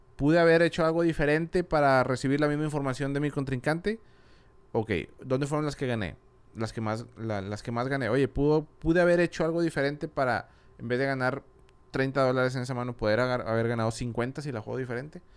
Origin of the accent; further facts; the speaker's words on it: Monterrey, Nuevo León, Mexico; also born or lived in Madrid, Spain; yo soy de aquí, de Monterrey